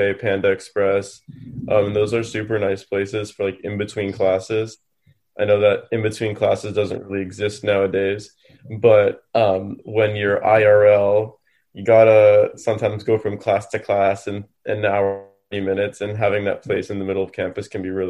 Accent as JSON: {"language": "English", "town": "Los Angeles", "region": "California", "country": "United States", "said": "I'm from the better city of Los Angeles"}